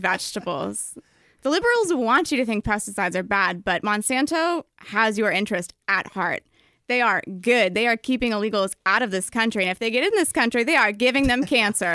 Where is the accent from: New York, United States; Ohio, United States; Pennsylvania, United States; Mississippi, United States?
New York, United States; Albany; moved away; I'm from Albany